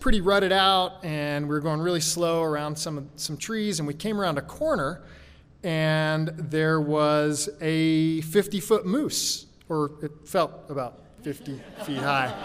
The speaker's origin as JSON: {"language": "English", "region": "Alaska", "country": "United States", "tie": "born or raised there", "also_born_or_lived": "Oklahoma / Juneau, Alaska / Fairbanks, Alaska", "said": "I grew up in Alaska in the 80s. Actually, I was born in Oklahoma. When I was 8, we moved to Juneau, Alaska."}